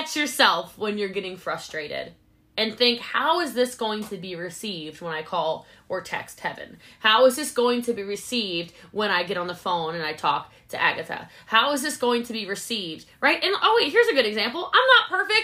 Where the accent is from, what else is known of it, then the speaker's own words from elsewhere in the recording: United States; I'm an American